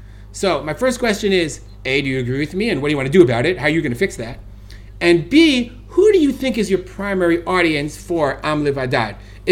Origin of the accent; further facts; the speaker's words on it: Brooklyn, New York, United States; I'm an American, I'm from New York, I grew up in Brooklyn, I'm a Jew.